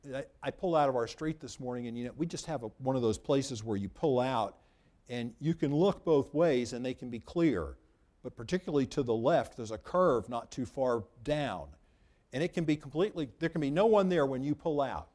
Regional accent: United States; I'm an American citizen.

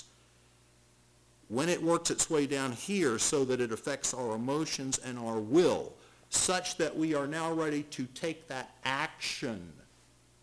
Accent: United States; I was born in America

